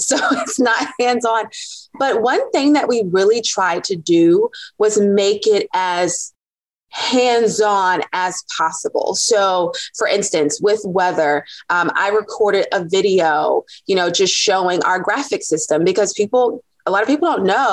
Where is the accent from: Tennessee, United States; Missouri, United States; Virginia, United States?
Virginia, United States; Norfolk; I'm from Norfolk, Virginia.